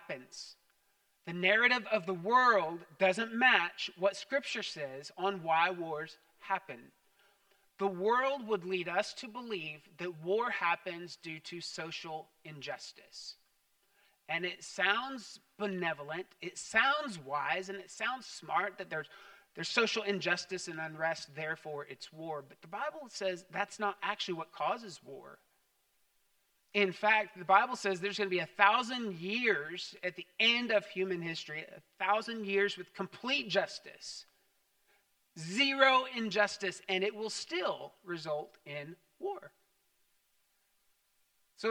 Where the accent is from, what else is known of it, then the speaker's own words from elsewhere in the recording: United States; as an American